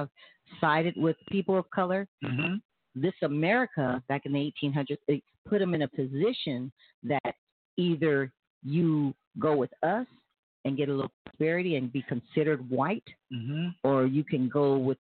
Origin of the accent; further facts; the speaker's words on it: San Diego, California, United States; now in Tulsa, United States; I was brought up in southeast San Diego.